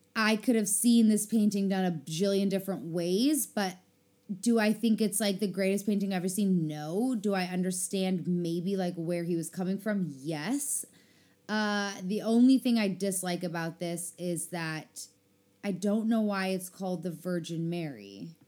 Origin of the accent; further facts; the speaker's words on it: South Africa; moved away; also born or lived in Chicago; I was a child in South Africa.